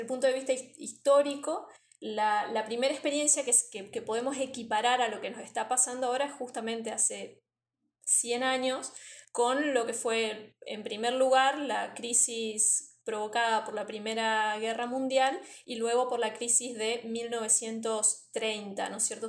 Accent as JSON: {"language": "Spanish", "country": "Argentina", "also_born_or_lived": "Misiones", "said": "soy argentina"}